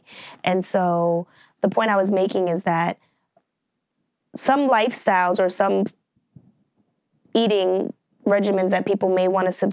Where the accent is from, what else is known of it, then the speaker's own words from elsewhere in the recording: Maryland, United States; I love crabs because I am from Maryland and I grew up eating them